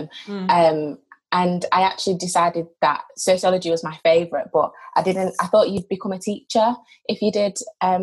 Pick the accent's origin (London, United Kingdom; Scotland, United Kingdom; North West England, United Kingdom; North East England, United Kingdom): North West England, United Kingdom; Manchester; also born or lived in Birmingham; I'm from Manchester, and I went to university for my undergraduate degree at Aston University in Birmingham